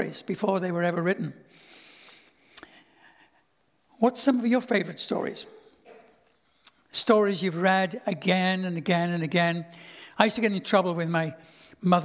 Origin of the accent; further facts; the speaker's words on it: Liverpool, North West England, United Kingdom; moved away as an adult; also born or lived in Stouffville, Ontario, Canada; now in Canada; my hometown of Liverpool